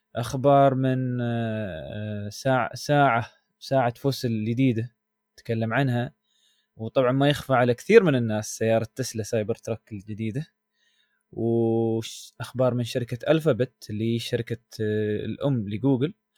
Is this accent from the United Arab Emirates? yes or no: yes; United Arab Emirates; عندنا في الامارات